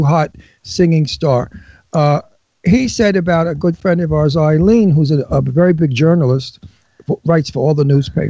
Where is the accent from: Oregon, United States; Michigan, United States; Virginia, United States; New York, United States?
New York, United States; Brooklyn; I'm from Brooklyn.